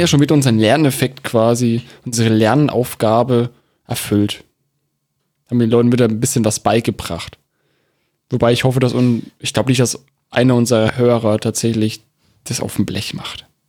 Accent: Germany; bei uns in Deutschland

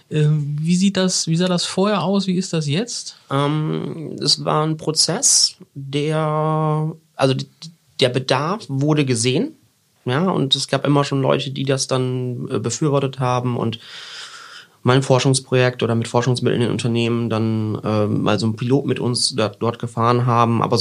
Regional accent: Papenburg, Lower Saxony, Germany; ich bin ja aus Papenburg, da äh, geht's entweder so zwei Richtungen, Münster, Osnabrück oder vielleicht noch eine dritte Oldenburg.

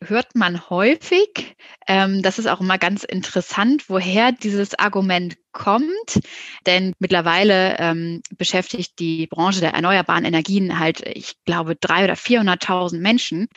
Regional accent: Hamburg, Germany; ich komme aus Hamburg und habe mir deswegen auch in Hamburg ein Startup gesucht

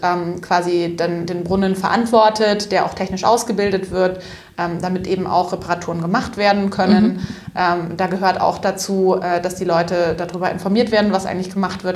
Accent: Upper Franconia, Bavaria, Germany; Ich bin auch total auf dem Land aufgewachsen, also so ein richtig Wo? einzelnes Haus im, im Wald. Ähm, Echt? Ähm, in, äh, genau, so ein paar Kilometer weit weg vom nächsten Tausendseelendorf in Oberfranken.

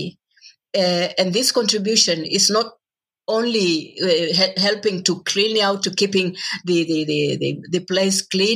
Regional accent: Moshi, Kilimanjaro, Tanzania; moved away; Moshi, that's my town in the northern part of Tanzania

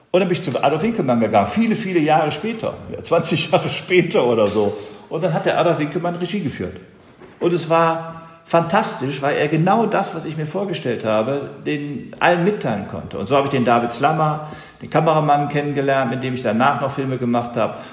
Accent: Essen, North Rhine-Westphalia, Germany; Und ich war natürlich als Junge aus dem Port, ich bin aus Essen

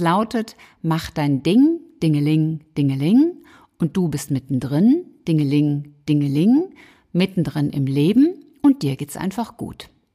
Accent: Cologne, North Rhine-Westphalia, Germany; zwei aus meiner Heimat

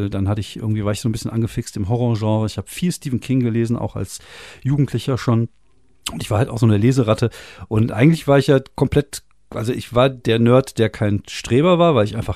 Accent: France; now in Germany; ich bin ja zum Teil in Frankreich aufgewachsen, mit elf nach Frankreich runter.

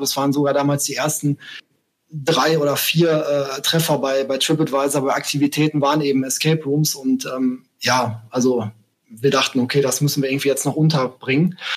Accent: Bochum, North Rhine-Westphalia, Germany; also born or lived in Essen; jetzt gerade bin ich in äh, NRW, äh, genauer gesagt in Bochum. Das ist auch meine äh, Heimatstadt. Zwar bin ich in Essen um die Ecke geboren, aber in äh, Bochum aufgewachsen.

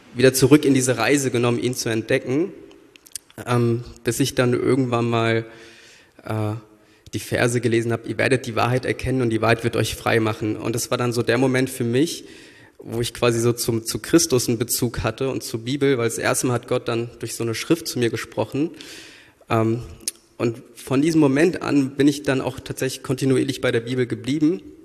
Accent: Frankfurt am Main, Hesse, Germany; moved away as an adult; now in Berlin, Germany; Ich komme äh, ursprünglich aus Frankfurt am Main und bin vor, ich glaube, acht Jahren nach Berlin gezogen

